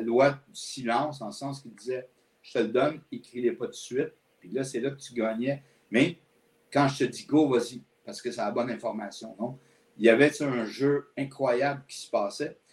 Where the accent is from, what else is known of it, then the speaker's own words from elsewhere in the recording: L'Assomption, Quebec, Canada; moved away as an adult; also born or lived in Montreal; je suis né à Montréal, mais mes parents ont déménagé quand j'avais seulement deux ans dans la région de la Nodière, donc à l'Assomption.